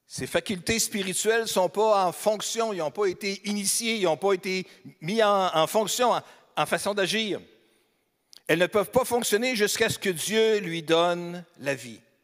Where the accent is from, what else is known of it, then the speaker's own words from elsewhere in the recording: Beauce, Quebec, Canada; moved away; Je suis aussi natif de la Beauce, donc je suis un Beauceron